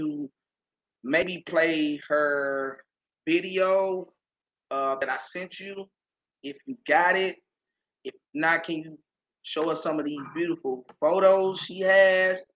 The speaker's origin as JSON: {"language": "English", "town": "Austin", "region": "Texas", "country": "United States", "said": "I'm from Austin"}